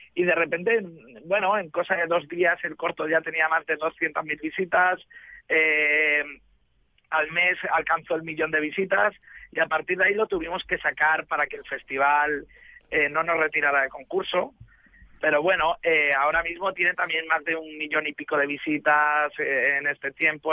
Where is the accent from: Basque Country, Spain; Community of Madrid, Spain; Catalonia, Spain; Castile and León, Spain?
Community of Madrid, Spain; Madrid; now in Barcelona, Spain; yo vivo en Barcelona, pero soy de Madrid